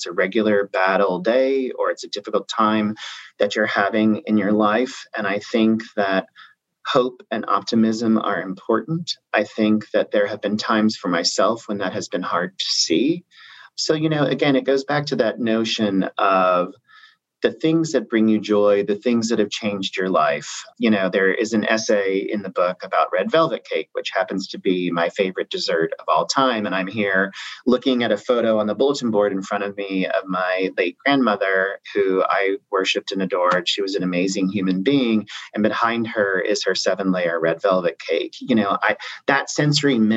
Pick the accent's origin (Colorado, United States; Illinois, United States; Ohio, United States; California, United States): Illinois, United States; Southern; moved away as an adult; now in New York, United States; I grew up in Southern Illinois, and I went to SIU, Southern Illinois University, Carbondale